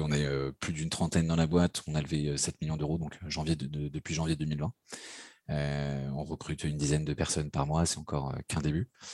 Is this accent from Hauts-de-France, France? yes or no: no; Paris, Île-de-France, France; je suis parisien, j'ai grandi et vécu à, Paris